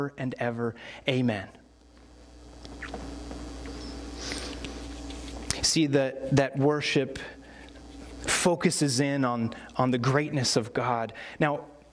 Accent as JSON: {"language": "English", "country": "United States", "said": "as American Christians"}